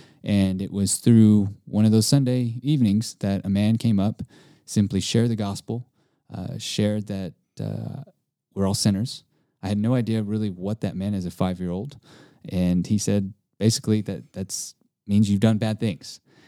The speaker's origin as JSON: {"language": "English", "region": "Hawaii", "country": "United States", "tie": "born or raised there", "lives_now": "Texas, United States", "said": "by birth, I mean, I was born in Hawaii, but my heritage, my background, my mom is Japanese, and my father's half Japanese and Italian. And growing up in Hawaii, there's islanders."}